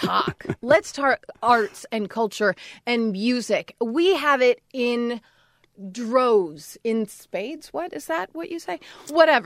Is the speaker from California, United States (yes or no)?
yes; Los Angeles, California, United States; born or raised there